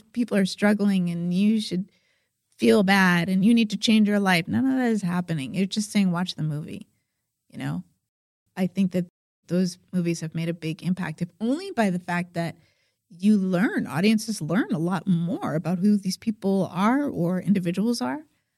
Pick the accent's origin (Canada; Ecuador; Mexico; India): Mexico; maybe I am going to be deported from Mexico, even though Mexico is my hometown, because he's dark skinned